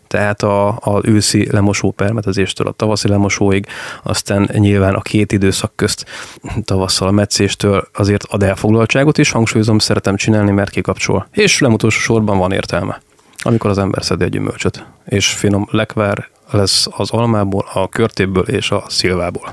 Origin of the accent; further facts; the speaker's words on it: Békés, Hungary; moved away as an adult; also born or lived in Budapest; now in Szeged, Hungary; Békés megyéből származom